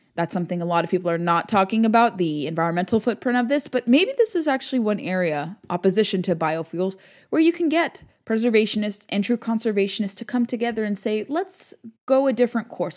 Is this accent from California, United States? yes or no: yes; California, United States; moved away